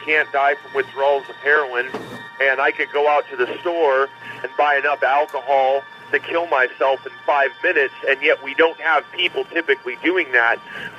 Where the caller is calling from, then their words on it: California, United States; I'm calling from the road, man. I'm in California right now. I'm a truck driver talking on your Parrot 350.